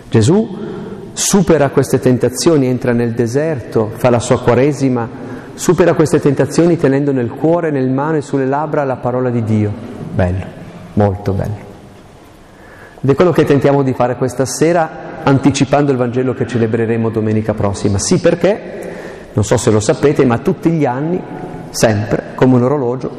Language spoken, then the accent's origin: Italian; Aosta Valley, Italy; io sono valdostano